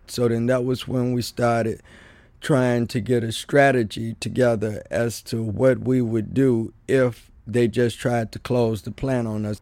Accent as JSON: {"language": "English", "town": "Mason", "region": "Tennessee", "country": "United States", "moved": "yes", "lives_now": "Chicago, United States", "said": "I come from Mason, Tennessee, which is right outside of Memphis, Tennessee"}